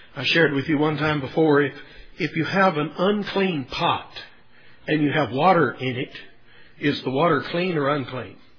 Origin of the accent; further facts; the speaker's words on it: Texas, United States; growing up in Texas